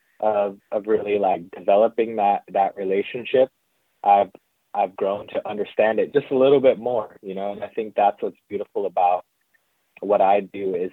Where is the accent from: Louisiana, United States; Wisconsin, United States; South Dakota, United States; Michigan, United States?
South Dakota, United States; central; now in Northern California, United States; I am Lakota from the Kulichash Oyate in really central South Dakota. Grew up there. I lived there for most of my life.